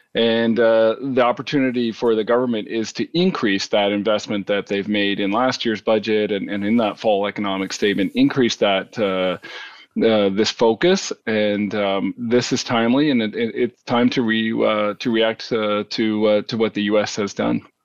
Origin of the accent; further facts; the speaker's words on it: Canada; we're Canadian